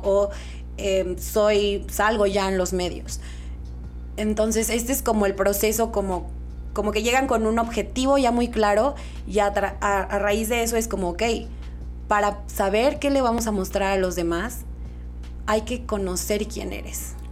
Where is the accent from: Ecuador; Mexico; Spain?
Mexico; Durango; also born or lived in Mexico City; Estudié aquí en Durango hasta la prepa y la universidad me fui a la Ciudad de México.